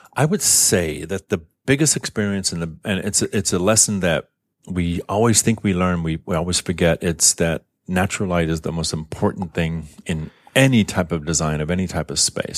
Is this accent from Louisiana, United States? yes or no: yes; New Orleans, Louisiana, United States; also born or lived in Tokyo, Japan; now in San Francisco Bay Area, United States; I'm from New Orleans originally, and I remember moving out here from New Orleans